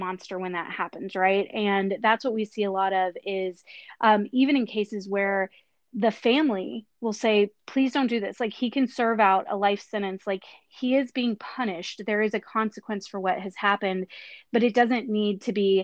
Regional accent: Texas, United States; here in my home state of the very pro-life Texas

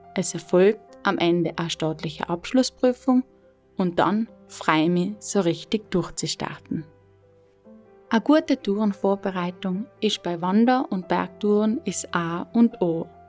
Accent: South Tyrol, Trentino-Alto Adige, Italy; moved away as an adult; Weil ich dann meiner Heimat Südtirol in Rücken gekehrt habe

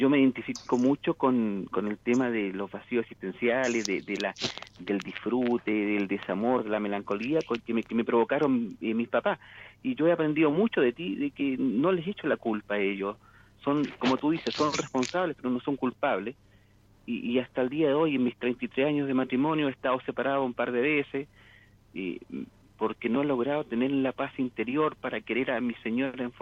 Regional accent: Santiago, Santiago Metropolitan Region, Chile; nacido en una, en una, en una región de, Chile, pero eh, toda mi vida he vivido en Santiago.

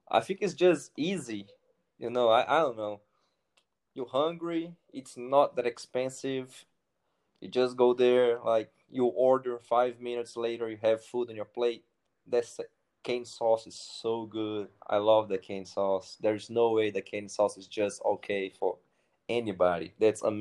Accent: Brazil; also born or lived in Cary, United States; I'm from Brazil

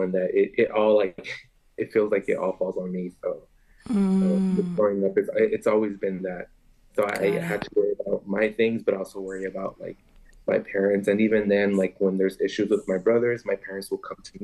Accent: Long Beach, California, United States; I was born and raised here

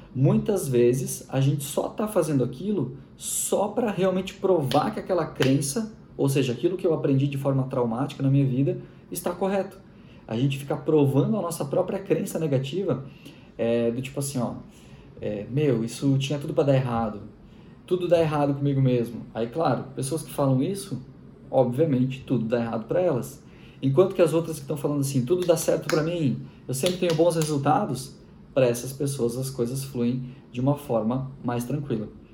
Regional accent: Machadinho, Rio Grande do Sul, Brazil; eu sou gaúcho. Nasci na cidade de Machadinho, Rio Grande do Sul.

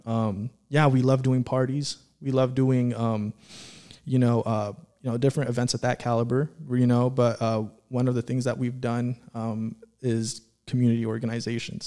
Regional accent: Antelope Valley, California, United States; growing up in the Antelope Valley

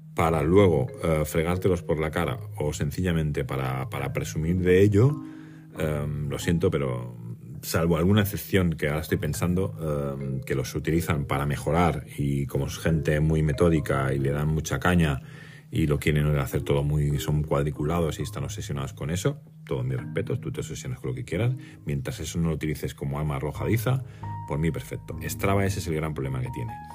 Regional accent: Mallorca, Balearic Islands, Spain; soy de Mallorca

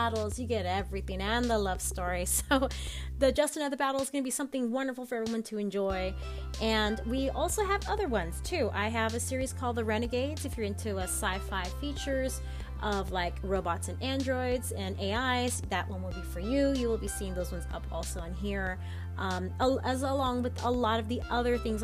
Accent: Southern California, United States; I'm from Southern California, so I'm very bubbly.

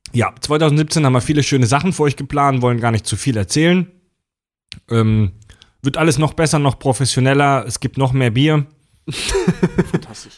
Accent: Baden-Württemberg, Germany; moved away; in Baden-Württemberg, in meiner Heimat

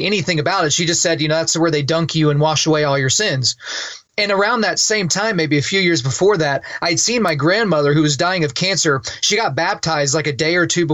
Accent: Lawton, Oklahoma, United States; I grew up in Southwest Oklahoma in a town called Lawton

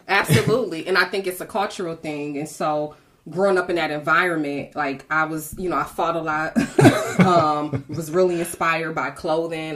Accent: Detroit, Michigan, United States; I'm a seven mile girl. I grew up in Detroit, West mm-hmm. Side

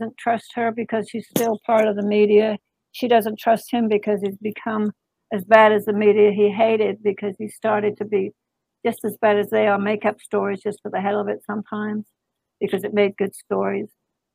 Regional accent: England, United Kingdom; moved away; I was born and raised in England

